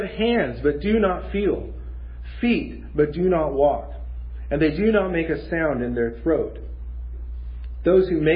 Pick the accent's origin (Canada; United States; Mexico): Mexico; moved away; growing up in Mexico, we had several fruit trees in our yard